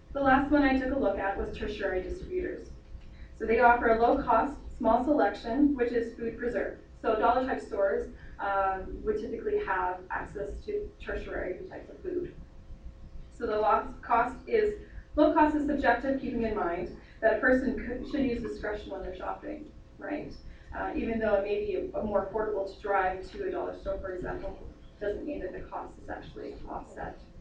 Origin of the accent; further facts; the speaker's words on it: Lethbridge, Alberta, Canada; also born or lived in England; I'm from Lethbridge, I've been here my whole, whole life, just about other than a year in England